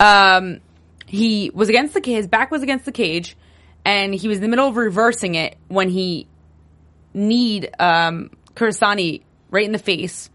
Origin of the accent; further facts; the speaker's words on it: New Jersey, United States; moved away; I'm from New Jersey